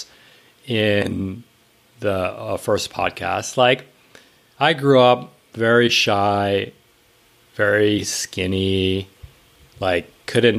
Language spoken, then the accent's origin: English; New York, United States; I grew up in New York, it was lower middle class